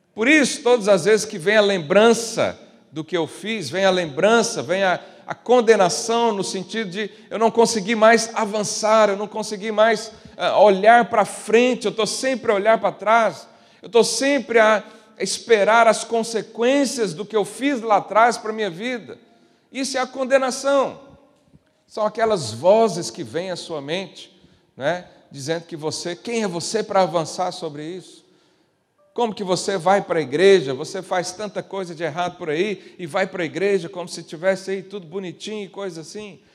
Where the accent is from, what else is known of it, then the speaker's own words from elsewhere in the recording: Brazil; moved away; eu vim de uma região lá do Brasil muito